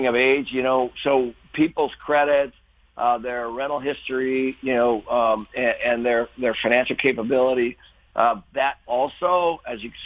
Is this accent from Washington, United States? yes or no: yes; Seattle, Washington, United States; I grew up in Seattle